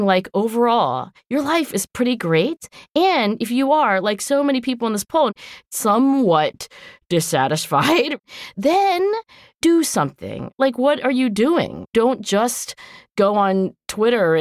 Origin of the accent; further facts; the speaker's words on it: United States; we're American, but particularly as Americans